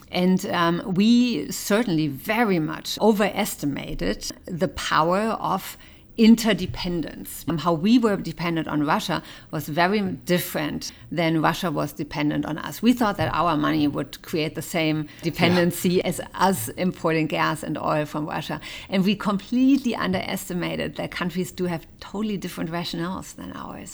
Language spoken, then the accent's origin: English; Germany; I was born in West Germany